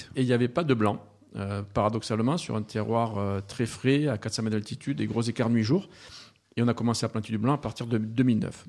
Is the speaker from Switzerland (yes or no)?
no; Montpellier, Occitania, France; moved away as an adult; also born or lived in Australia; now in Provence, France; Alors moi, je suis né à Montpellier et j'ai fait toutes mes études à Montpellier.